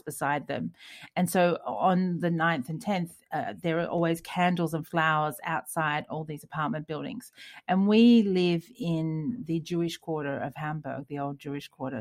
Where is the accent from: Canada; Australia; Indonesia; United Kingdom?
Australia; moved away; we're Australian